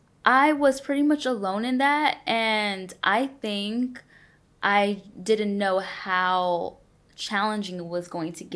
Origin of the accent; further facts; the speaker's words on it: Los Angeles, California, United States; first language Spanish; English is a second language; also born or lived in El Salvador; I was born in El Salvador and then was raised in California, Los Angeles area.